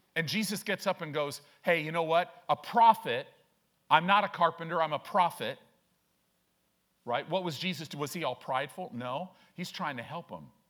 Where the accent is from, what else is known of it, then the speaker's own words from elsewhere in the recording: Chicago, Illinois, United States; now in Omaha, United States; I grew up in Chicago